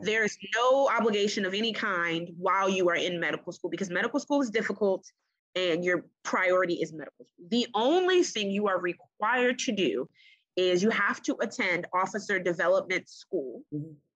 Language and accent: English; Prince George's County, Maryland, United States; I grew up in Prince George's County